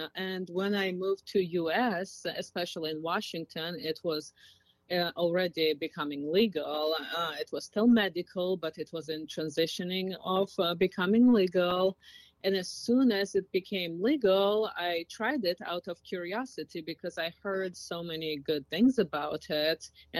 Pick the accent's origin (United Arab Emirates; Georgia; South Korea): Georgia; now in United States; Country of Georgia. Okay. It's Eastern Europe, next to Turkey and under Russia.